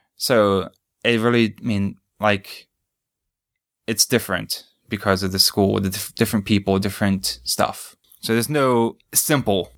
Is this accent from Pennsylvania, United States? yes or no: yes; Pittsburgh, Pennsylvania, United States; moved away as an adult; now in Japan; I grew up outside of Pittsburgh